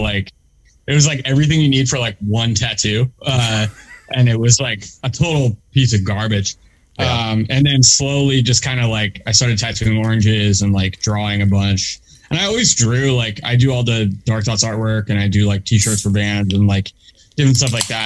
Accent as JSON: {"language": "English", "area": "Delaware County", "region": "Pennsylvania", "country": "United States", "tie": "born or raised there", "also_born_or_lived": "West Philadelphia", "said": "I grew up in um in Delaware County, which is like the the next county over"}